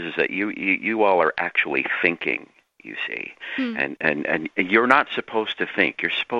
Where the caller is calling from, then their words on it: Canada; I'm calling from Canada